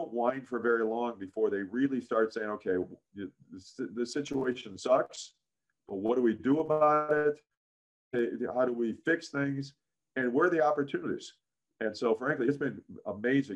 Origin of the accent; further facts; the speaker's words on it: Chicago, Illinois, United States; I grew up in Chicago as a Chicago Cub fan